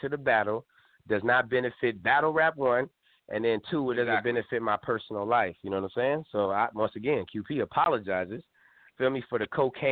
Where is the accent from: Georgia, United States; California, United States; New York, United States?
California, United States; I'm from California.